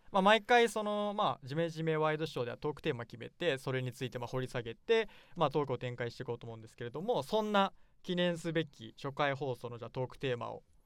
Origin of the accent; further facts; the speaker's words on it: Nagoya, Aichi, Japan; 地元の名古屋で